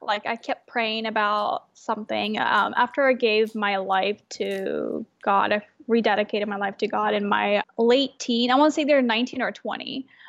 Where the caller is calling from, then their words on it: Portland, Oregon, United States; So I'm in Portland, Oregon right now. I'm calling from my store.